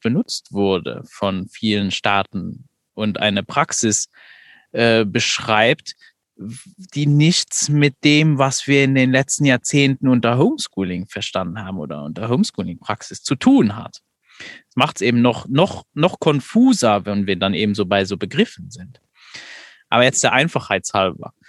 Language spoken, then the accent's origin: German; Luxembourg; ich komme ja nicht aus Deutschland, aus der, aus der Perspektive in Luxemburg